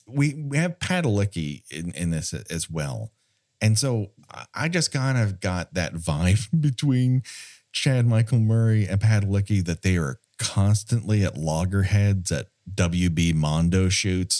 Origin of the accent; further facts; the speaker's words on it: Southern California, United States; I grew up here in Southern California